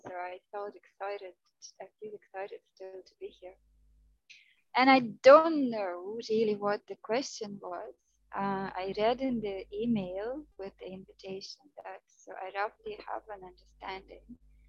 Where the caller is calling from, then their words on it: Goa, India; I am calling from India. I am in Goa, in India, where I live now.